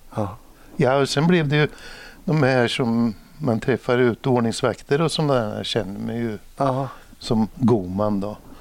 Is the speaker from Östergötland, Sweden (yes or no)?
yes; Norrköping, Östergötland, Sweden; also born or lived in Stockholm; vi har ju Norrköping en gammal eh, tygstad